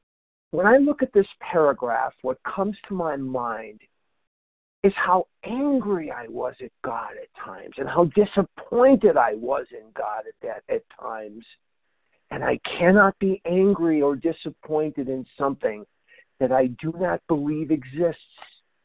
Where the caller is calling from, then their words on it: Albuquerque, New Mexico, United States; I'm calling from Albuquerque, New Mexico this morning at the World Service Business Conference.